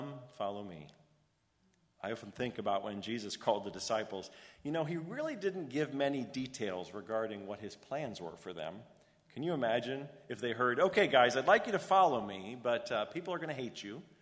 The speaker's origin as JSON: {"language": "English", "town": "Orange", "region": "Connecticut", "country": "United States", "tie": "born or raised there", "also_born_or_lived": "Rockford, Illinois", "said": "I was born in Rockford, Illinois, and we moved a lot due to the instability of my father's work. We settled in Orange, Connecticut in the start of my second grade year"}